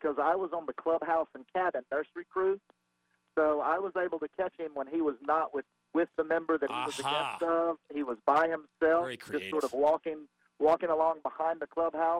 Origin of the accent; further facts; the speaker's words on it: Augusta, Georgia, United States; now in Cary, United States; back in the early 90s after high school, I'm from Augusta, Georgia